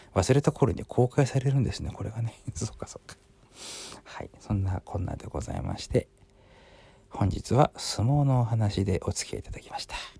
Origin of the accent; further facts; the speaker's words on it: Sapporo, Hokkaido, Japan; 私札幌の人間ですから